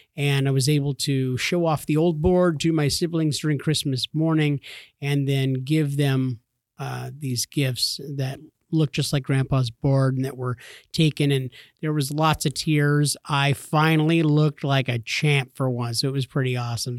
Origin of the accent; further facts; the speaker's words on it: California, United States; I grew up in California